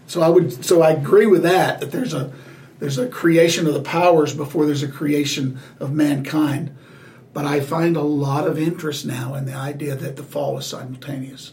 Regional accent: the South, United States; Growing up in the South, growing up in in the uh, the gospel being taught around the heaven and hell dichotomy

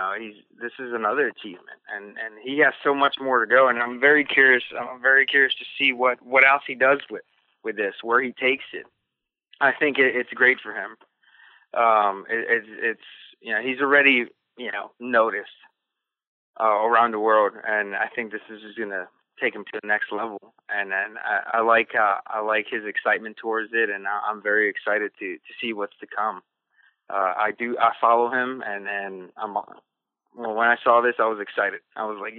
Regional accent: Silver Spring, Maryland, United States; I went down to where I grew up, and I showed my kids around the area down in Silver Spring, Maryland

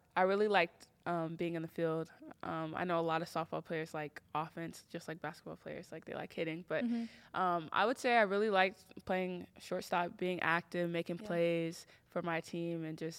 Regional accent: Texas, United States; moved away as an adult; now in Tennessee, United States; Growing up in Texas was exciting.

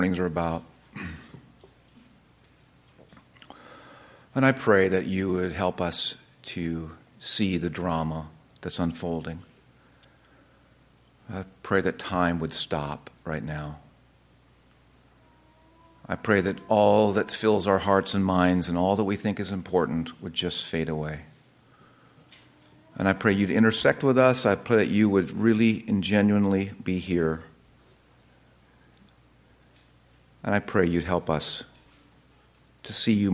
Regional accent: United States; I'm an American

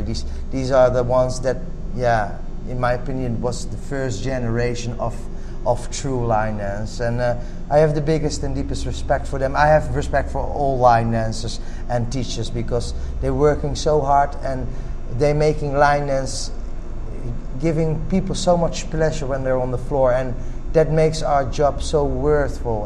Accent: Netherlands; I'm from Holland, Europe

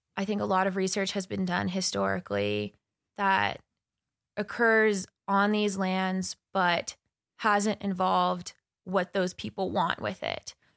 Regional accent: Crow Reservation, Montana, United States; also born or lived in Bozeman, Montana; I was born and raised on the Kearns Reservation in Montana.

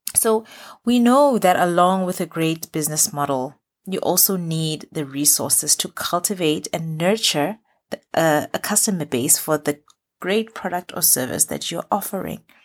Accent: Botswana; moved away as an adult; now in Middle East

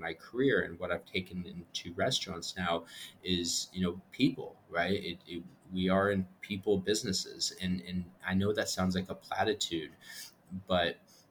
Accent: Canada; also born or lived in Peru; And then 2019, I said, I'm Canadian Peruvian.

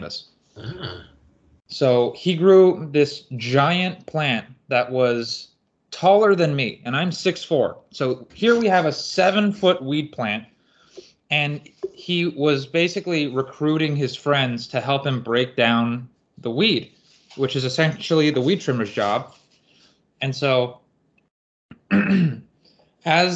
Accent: Burbank, California, United States; I grew up in Burbank, California

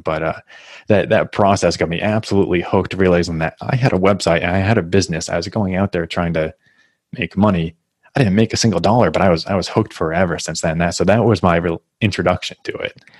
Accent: New Hampshire, United States; moved away as an adult; now in Massachusetts, United States; I grew up in New Hampshire. Now I'm in Massachusetts

